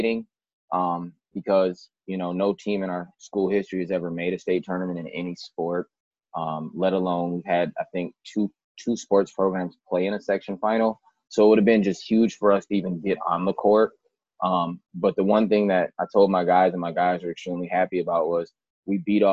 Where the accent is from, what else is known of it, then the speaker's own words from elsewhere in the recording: Minneapolis, Minnesota, United States; also born or lived in Richfield, Minnesota; I am from Minneapolis. Went to high school at Holy Angels for a year, and then I transferred to Richfield, and that was where I graduated high school